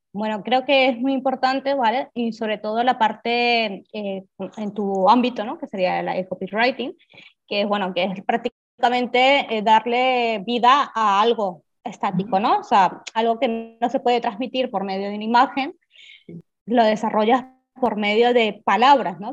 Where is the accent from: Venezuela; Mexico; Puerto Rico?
Venezuela; now in Barcelona, Spain; llevo muchísimos años en Barcelona, soy de Venezuela, pero bueno, estoy afincada aquí en Barcelona